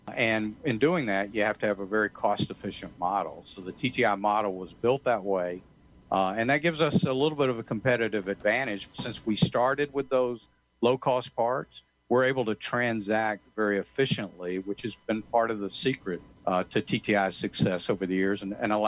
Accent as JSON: {"language": "English", "town": "Atlanta", "region": "Georgia", "country": "United States", "moved": "yes", "said": "I'm originally from Atlanta"}